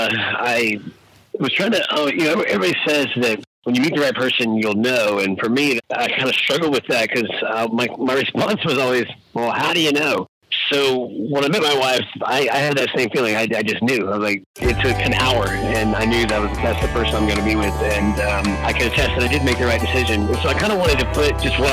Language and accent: English; Katy, Texas, United States; my hometown, Katy, Texas